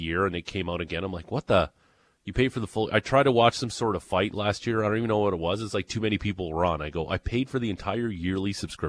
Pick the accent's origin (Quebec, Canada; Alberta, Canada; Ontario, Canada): Ontario, Canada; Niagara Falls; Niagara Falls, my hometown.